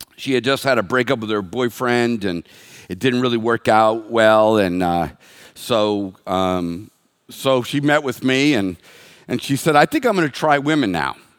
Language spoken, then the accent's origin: English; United States